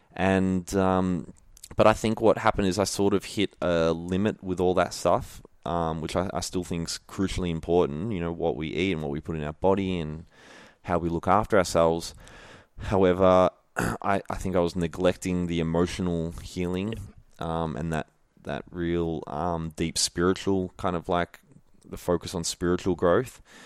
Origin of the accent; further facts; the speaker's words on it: Melbourne, Victoria, Australia; also born or lived in Wandin, Victoria; I was born and raised in Melbourne